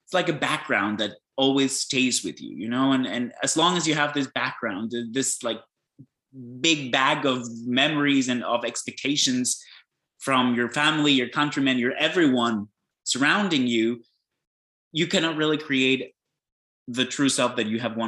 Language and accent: English; Peru; moved away; So I was born and raised in Peru. My family is Greek, Italian and German. So I had a lot of backgrounds already being born there to the family.